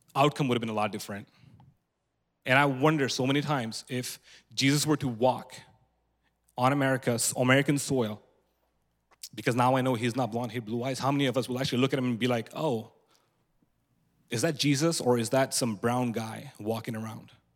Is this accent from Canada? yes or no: no; India; moved away; also born or lived in Antelope, California; I was born and raised in India